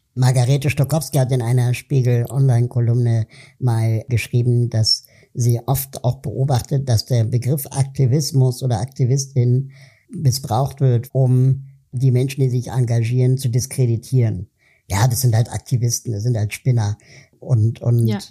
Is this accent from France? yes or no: no; Berlin, Germany; als Deutscher, als Berliner